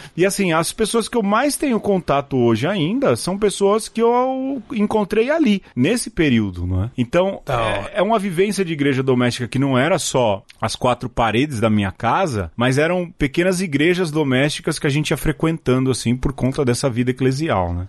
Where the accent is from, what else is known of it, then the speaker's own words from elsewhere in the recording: São Paulo, Brazil; A gente veio da periferia de São Paulo